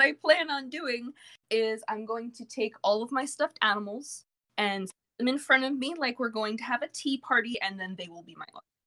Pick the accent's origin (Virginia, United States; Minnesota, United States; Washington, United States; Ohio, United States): Virginia, United States; Virginia Beach; also born or lived in New York; I have lived in Virginia Beach for the majority of my life